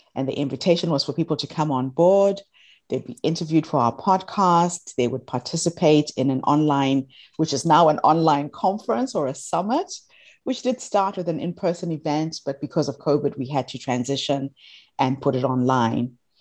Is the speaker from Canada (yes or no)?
no; Zimbabwe; moved away as an adult; now in New Zealand; I'm from Zimbabwe originally, although I live in New Zealand for the last twenty-one years. And when I moved to New Zealand, I decided to reach back to my country of birth